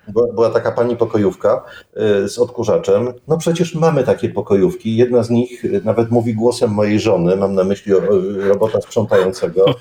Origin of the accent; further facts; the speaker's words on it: Silesian Voivodeship, Poland; jesteśmy ze Śląska